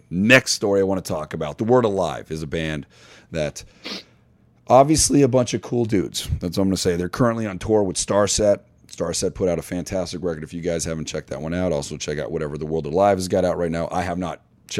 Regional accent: Detroit, Michigan, United States; I tell you all these hoes, I'm from Detroit.

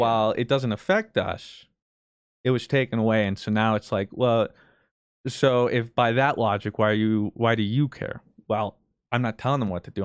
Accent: United States; I'm not proud of being American

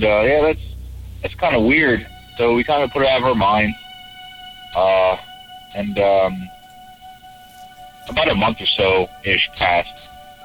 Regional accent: Pennsylvania, United States; I'm from Pennsylvania

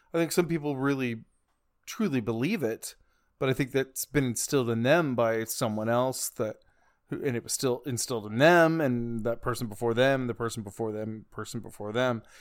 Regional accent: the Bible Belt, United States; I grew up in the Bible Belt

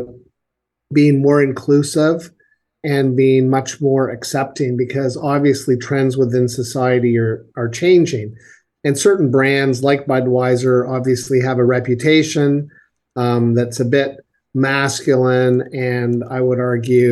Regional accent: Kingston, Ontario, Canada; my hometown, Kingston, Ontario

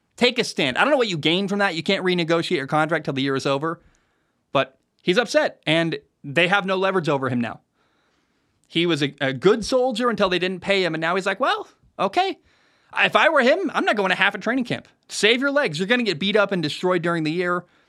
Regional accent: Oregon, United States; when I was growing up in Oregon

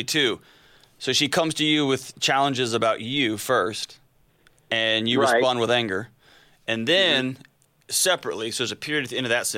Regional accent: United States; also born or lived in Tennessee; I'm from Texas and Tennessee

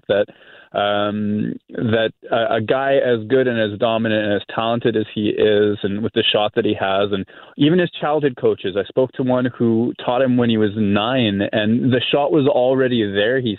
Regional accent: Winnipeg, Manitoba, Canada; I'm from Winnipeg

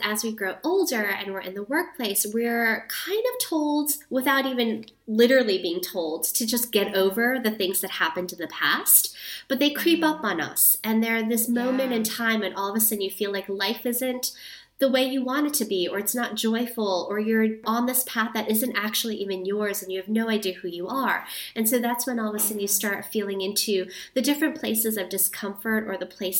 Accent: New York City, New York, United States; also born or lived in Guatemala / Thailand; So I'm actually born and raised

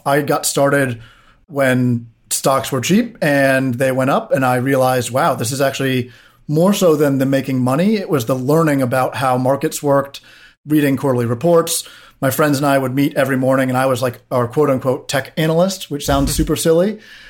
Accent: Washington, District of Columbia, United States; I grew up in DC on Capitol Hill.

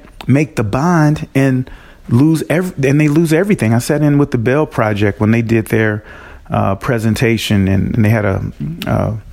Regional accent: North County, St. Louis, Missouri, United States; I'm from this area. So I grew up in North County.

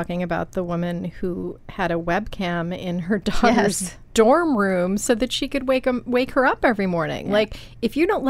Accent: Buffalo, New York, United States; moved away; also born or lived in North Carolina; I grew up in Buffalo

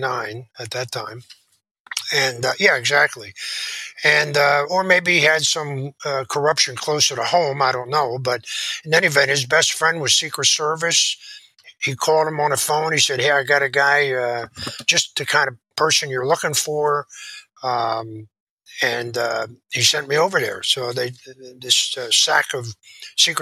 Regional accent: Philadelphia, Pennsylvania, United States; Philadelphia, my hometown

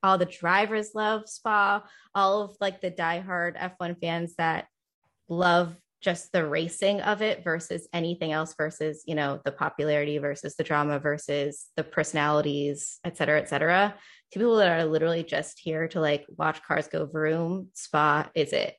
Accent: Northeast, United States; I grew up in the Northeast

